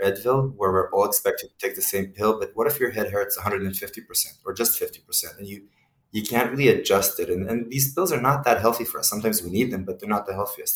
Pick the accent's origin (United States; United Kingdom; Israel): Israel; moved away; also born or lived in Mexico City / Kyiv; originally, I am from Israel, uh, and in Israel, we all go through the military service